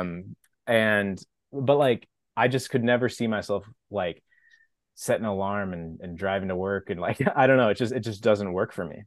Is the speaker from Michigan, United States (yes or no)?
no; Napa, California, United States; moved away as an adult; also born or lived in Los Angeles; now in San Diego, United States; I grew up in Napa, wine country, California